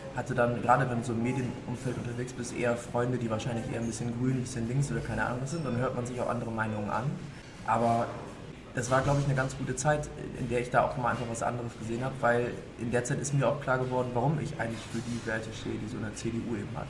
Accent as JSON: {"language": "German", "region": "Lower Saxony", "country": "Germany", "tie": "born or raised there", "also_born_or_lived": "Hamburg / London", "moved": "as an adult", "said": "Ich, ich komme aus der Region. Ich bin so zwölf Kilometer südlich von dem Wahlkreis ähm, früher aufgewachsen"}